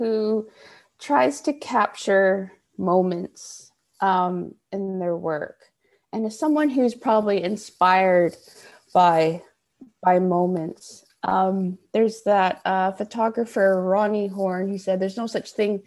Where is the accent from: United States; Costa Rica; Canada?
Canada; Vancouver, British Columbia; I'm from Vancouver, Canada